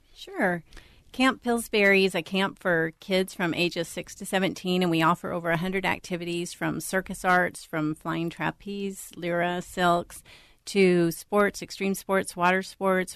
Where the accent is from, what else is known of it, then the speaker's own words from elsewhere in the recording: Florida, United States; now in Minnesota, United States; I'm from Florida originally